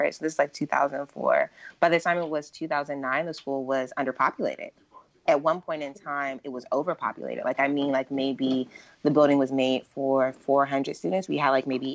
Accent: Washington, District of Columbia, United States; I grew up in Bloomingdale, like in Northwest.

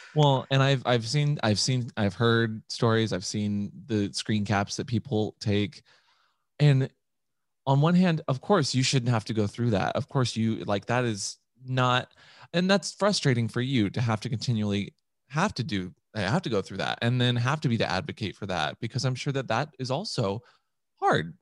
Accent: Seattle, Washington, United States; I was raised in Seattle

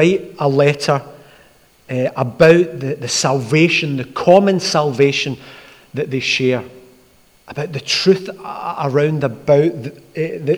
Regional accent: Glasgow, Scotland, United Kingdom; I grew up in Askeem in Glasgow.

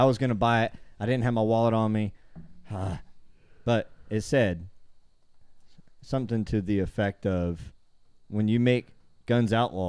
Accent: Jacksonville, Florida, United States; moved away; I grew up in Jacksonville.

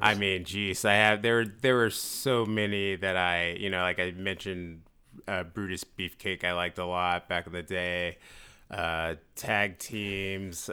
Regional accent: San Francisco, California, United States; San Francisco

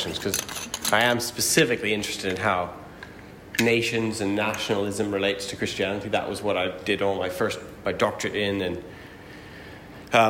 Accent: Alberta, Canada; I grew up in Bible Belt, Alberta

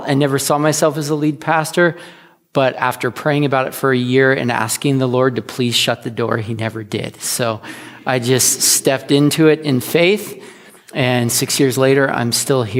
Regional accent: the Northwest, Pacific Northwest, United States; now in Astoria, United States; We're from the Northwest

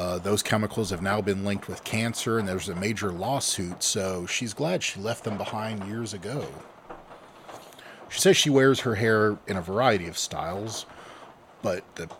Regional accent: Louisiana, United States; bringing it back to my hometown, well, not hometown, but home state

